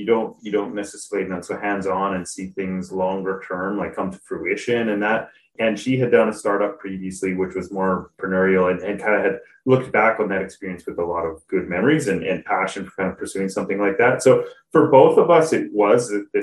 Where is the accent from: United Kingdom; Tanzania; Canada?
Canada; moved away as an adult; also born or lived in Switzerland; I grew up in Canada, Canadian